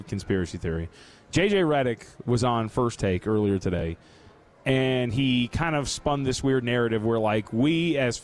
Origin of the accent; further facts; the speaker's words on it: Las Vegas, Nevada, United States; also born or lived in Santa Ana, California; I'm a Vegas kid